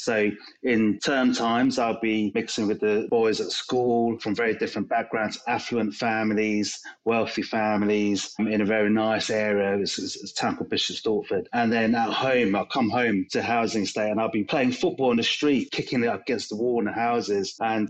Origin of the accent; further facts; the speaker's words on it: London, United Kingdom; some of the people that I grew up in and around Tottenham